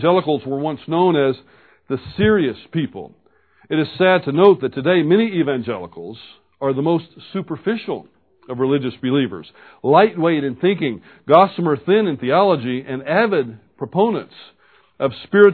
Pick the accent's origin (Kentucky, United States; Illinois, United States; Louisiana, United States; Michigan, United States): Louisiana, United States; Baton Rouge; I was born in Baton Rouge, Louisiana, and have fine parents